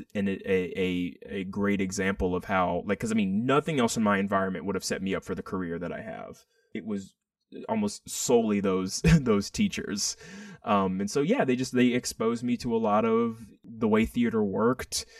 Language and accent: English; Athens, Texas, United States; also born or lived in Austin, Texas; I grew up in Athens, Texas, which is, you know, Friday Night Lights, East Texas